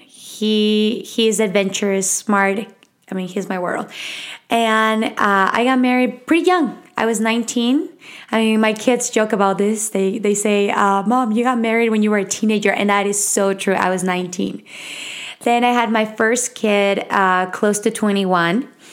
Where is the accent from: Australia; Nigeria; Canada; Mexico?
Mexico; Mexico City; accent: Mexican; English is a second language; moved away; I was raised in Mexico City. I was born and raised there